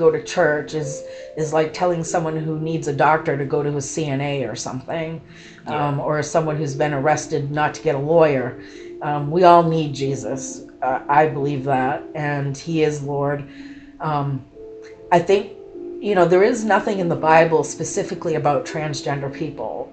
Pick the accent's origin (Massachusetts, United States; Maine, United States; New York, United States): Maine, United States; also born or lived in Kentucky; I was born in Kentucky, but I've lived in Maine most of my life. Moved to Maine at a young age, probably 5 or 6